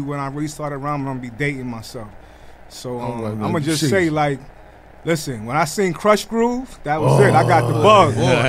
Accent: New York City, New York, United States; from Southside, Jamaica, Queens. If you want to get specific, I was born and raised on Sufton and Foch. And but Southside is my backyard, man.

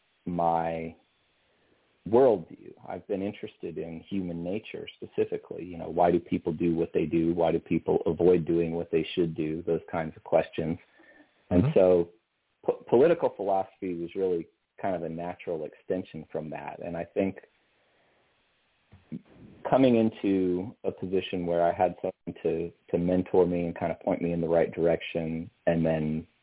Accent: Colorado, United States; moved away as an adult; also born or lived in Pensacola, Florida; I was raised in Colorado, and coming out of high school, I started at a little engineering college called the Colorado School of Mines

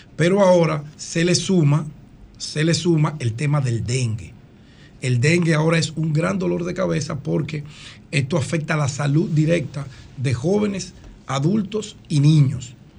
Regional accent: Dominican Republic; mi infancia y mi juventud en la Agustinita

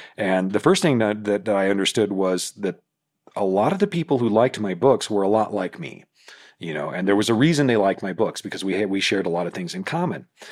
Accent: Independence, Missouri, United States; Independence, which is my hometown, Independence, Missouri.

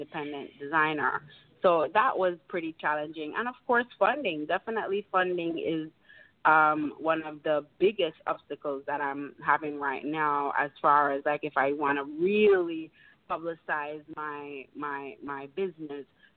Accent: Montego Bay, Saint James, Jamaica; moved away; I am from Jamaica.

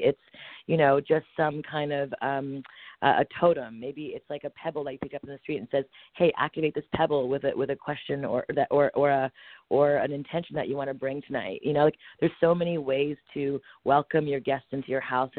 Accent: Montreal, Quebec, Canada; I'm born and raised in Montreal, Canada

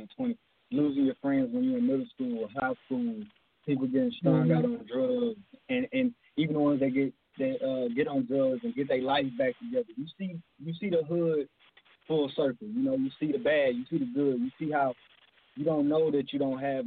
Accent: Houston, Texas, United States; I'm from Houston, Texas, South Side, South Park, Jurassic Park, as we call it

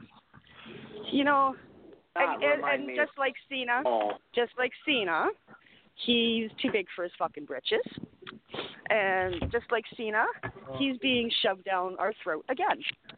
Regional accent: Canada; I'm Canadian

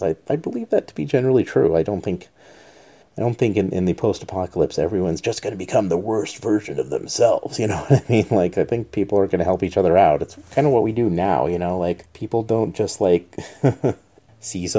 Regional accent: Albuquerque, New Mexico, United States; moved away; my hometown of Albuquerque

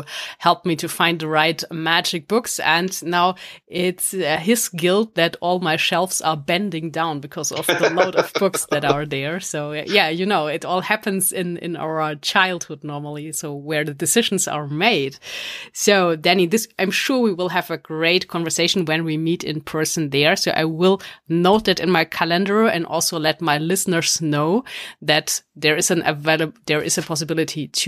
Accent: Stuttgart, Baden-Württemberg, Germany; Stuttgart, my hometown in Germany

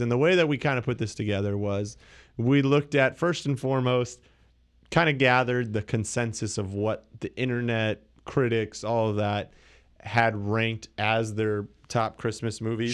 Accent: Canada; I'm Canadian

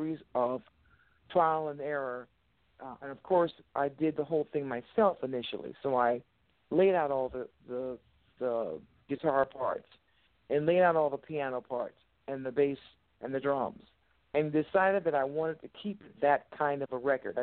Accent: United States; a woman of color born and raised in America

